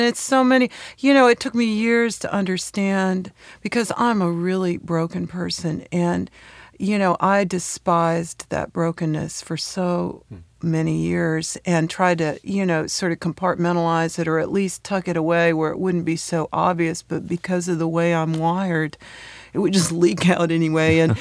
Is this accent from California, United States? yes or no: yes; San Francisco Bay Area, California, United States; moved away as an adult; also born or lived in Knoxville, Tennessee; now in Nashville, United States; So I did all my schooling out in California.